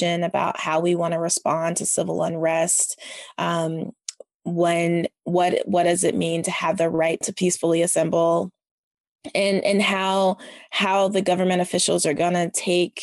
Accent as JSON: {"language": "English", "region": "the South", "country": "United States", "said": "I'm a Southerner."}